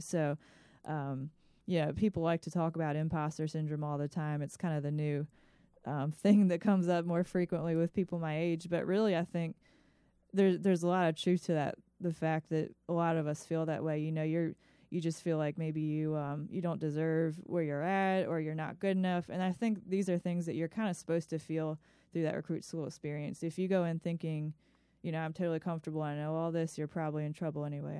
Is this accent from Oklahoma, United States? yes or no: no; Ellicott City, Maryland, United States; moved away as an adult; also born or lived in Virginia; now in Chesterfield, United States; I grew up in Howard County, Maryland, in a place called Ellicott City